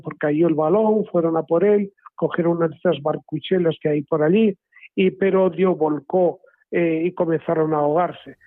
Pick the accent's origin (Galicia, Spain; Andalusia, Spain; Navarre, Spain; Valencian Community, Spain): Navarre, Spain; Cárcar; era de mi pueblo, de Carcar Navarra